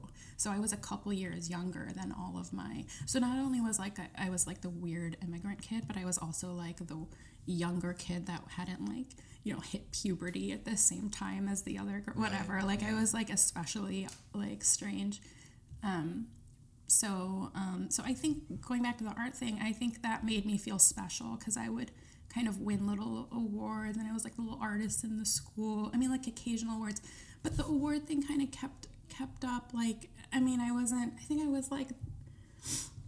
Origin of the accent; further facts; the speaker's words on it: Cleveland, Ohio, United States; also born or lived in Aleppo, Syria / Saudi Arabia; I grew up kind of in the suburbs of Cleveland